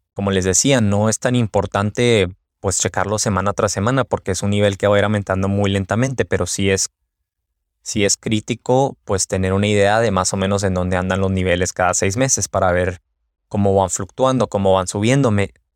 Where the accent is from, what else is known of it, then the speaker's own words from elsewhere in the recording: Mexico; now in United States; Yo soy de México